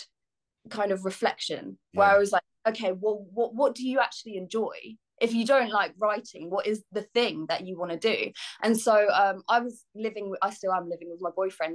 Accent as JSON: {"language": "English", "area": "Bedfordshire", "region": "East of England", "country": "United Kingdom", "tie": "born or raised there", "also_born_or_lived": "London", "moved": "as an adult", "said": "I grew up in Bedfordshire"}